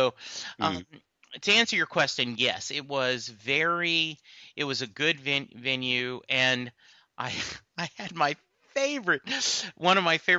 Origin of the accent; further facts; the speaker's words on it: Louisiana, United States; I'm from Louisiana originally, and that's where I was born, and I spent a lot of my time growing up there.